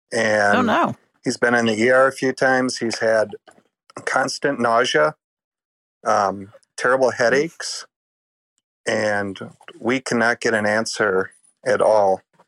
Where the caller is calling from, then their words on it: Oshkosh, Wisconsin, United States; Oshkosh, Wisconsin.